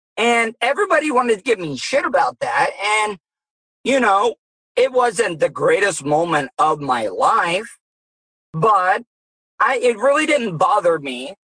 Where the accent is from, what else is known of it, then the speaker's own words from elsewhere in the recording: Florida, United States; I was I was born and raised in Florida as well too